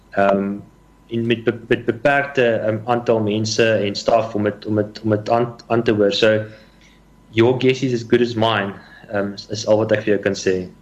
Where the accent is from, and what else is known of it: South Africa